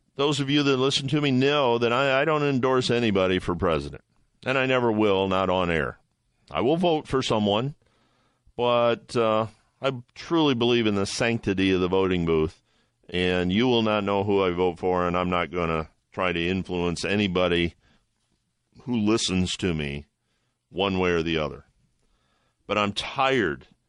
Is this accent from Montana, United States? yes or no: no; Toledo, Ohio, United States; my hometown is Toledo, Ohio